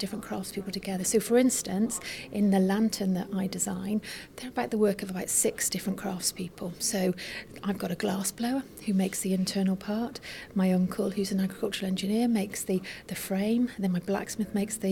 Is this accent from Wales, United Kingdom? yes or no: no; Herefordshire, West Midlands, United Kingdom; I was born and bred in Herefordshire.